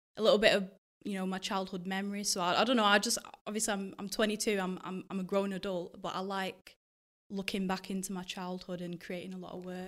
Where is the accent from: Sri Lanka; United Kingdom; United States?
United Kingdom; Lee, England; also born or lived in Ghana; I'm from Lee and, um, I'm currently at my last year at uni